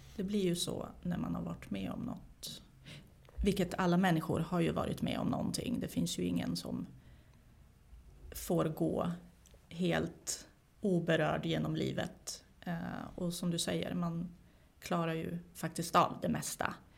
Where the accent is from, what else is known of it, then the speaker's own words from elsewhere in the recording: Sweden; also born or lived in former Yugoslavia; jag är ju inte svensk, eh, men jag har ju vuxit upp här